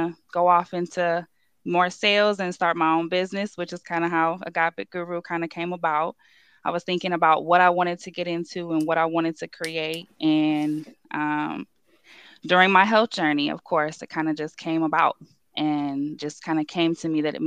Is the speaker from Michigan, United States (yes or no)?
yes; Livonia, Michigan, United States; also born or lived in Detroit; I'm from Livonia. I kind of moved around as a kid. Kind of was in Livonia, moved to the city, then went back to high school for Livonia